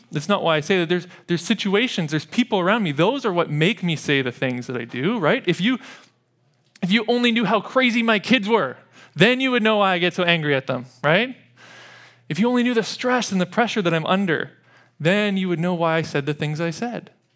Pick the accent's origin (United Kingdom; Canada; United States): Canada; Edmonton, Alberta; growing up in Edmonton